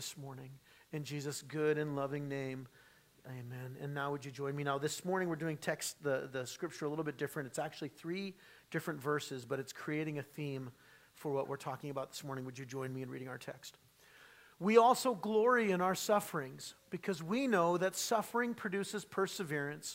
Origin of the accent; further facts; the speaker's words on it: San Diego, California, United States; moved away; growing up in San Diego